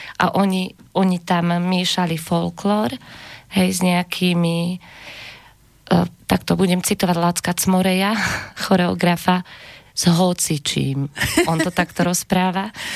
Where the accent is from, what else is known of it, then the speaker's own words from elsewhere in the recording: Upper Hron region, Banská Bystrica Region, Slovakia; also born or lived in Kysuce / Červená Skala / Pohorelská Maša / Brezno; narodila som sa na Kisuciach a tým, že sme sa presťahovali na Hore Hronie, ešte som bola malička, ja teda tvrdím, že som, e, že som kosmopolitný Hore Hronic